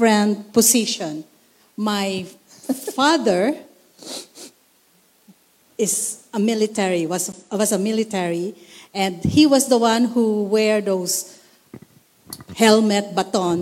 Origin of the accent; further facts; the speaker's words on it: Philippines; being a Filipina, a Lakambini